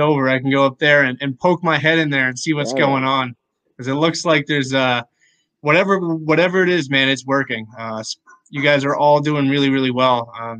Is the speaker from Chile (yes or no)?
no; Canada; being Canadian, I'm always going to have the GSP bias.